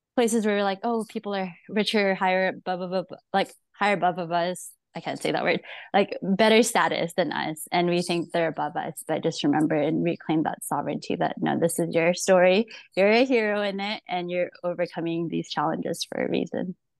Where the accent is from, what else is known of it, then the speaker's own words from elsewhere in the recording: Philippines; moved away; I was born in the Philippines